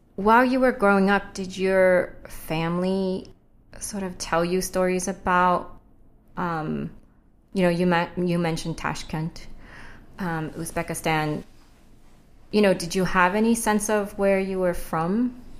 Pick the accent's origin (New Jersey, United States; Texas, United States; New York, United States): New Jersey, United States; I grew up in South Jersey